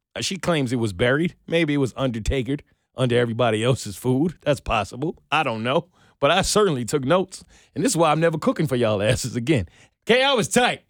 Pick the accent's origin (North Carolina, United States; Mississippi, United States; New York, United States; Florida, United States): New York, United States; moved away; I'm from New York